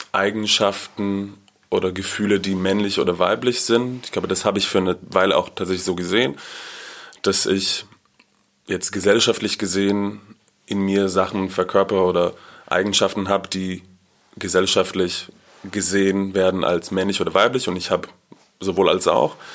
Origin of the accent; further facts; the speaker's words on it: Haifa, Haifa District, Israel; Ich komme aus Israel, aus Haifa und ich bin in einer schon sehr liberalen Familie aufgewachsen, auch eher linkspolitisch